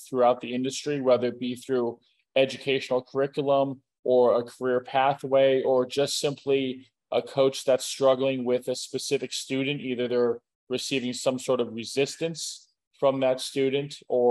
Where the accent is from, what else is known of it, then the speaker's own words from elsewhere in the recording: Clearwater, Florida, United States; now in Boca Raton, United States; I grew up on the west coast of Florida. I was born in Clearwater, raised in the Tampa Bay area